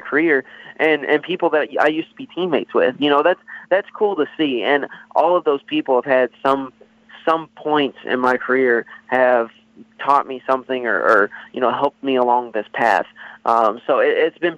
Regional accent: Louisville, Kentucky, United States; I'm from Louisville, Kentucky, born and raised here, still live here.

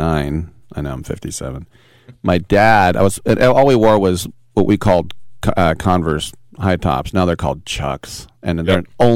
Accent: Richmond, California, United States; I grew up in Richmond across the bay, and there were a lot of, and I was from the hills, but I kind of got street cred because my schools were down in kind of the hood, right?

